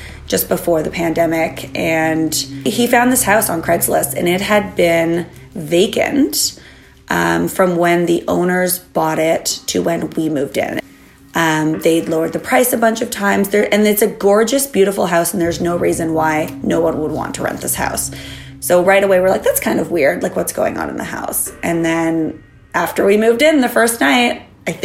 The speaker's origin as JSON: {"language": "English", "country": "Germany", "tie": "born or raised there", "moved": "yes", "lives_now": "Toronto, Canada", "said": "I grew up in Germany, and I stayed with my grandparents a lot."}